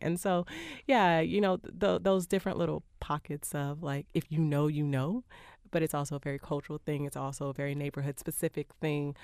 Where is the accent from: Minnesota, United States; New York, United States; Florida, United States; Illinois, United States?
Florida, United States; Miami; I live in the North Miami area now, but I grew up just a little bit south of there in the Little Haiti and El Portal area